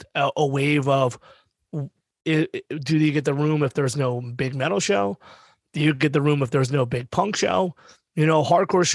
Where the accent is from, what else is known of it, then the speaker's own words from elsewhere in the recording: Pennsylvania, United States; we're all from Pennsylvania